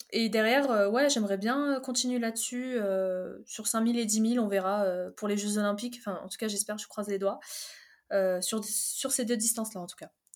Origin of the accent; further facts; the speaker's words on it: Fontainebleau, Île-de-France, France; also born or lived in Algeria; je suis née en Algérie, je suis arrivée en France à 7 ans et, et j'étais direct installée à Fontainebleau et voilà, j'ai grandi à Fontainebleau